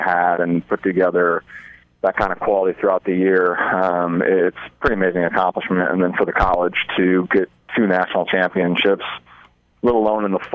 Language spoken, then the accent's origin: English; Omaha, Nebraska, United States; now in Hastings, United States